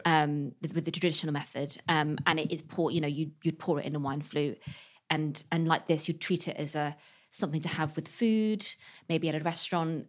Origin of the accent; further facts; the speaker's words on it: West Country near Bristol, South West England, United Kingdom; now in London, United Kingdom; I'm from the West Country near Bristol